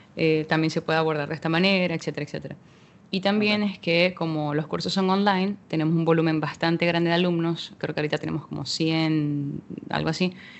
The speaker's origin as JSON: {"language": "Spanish", "country": "Venezuela", "said": "soy venezolana"}